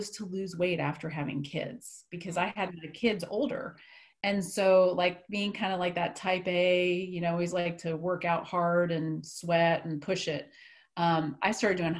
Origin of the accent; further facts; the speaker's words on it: East Coast, United States; moved away as an adult; now in Wichita, United States; I'm actually from the East Coast.